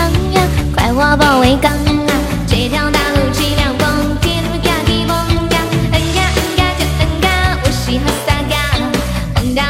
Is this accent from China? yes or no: yes; Datian County, Fujian, China; born there; 我出生的地方叫做大田县，县里很多的乡镇，他们都很团结。东街口的路边有很多奶茶店。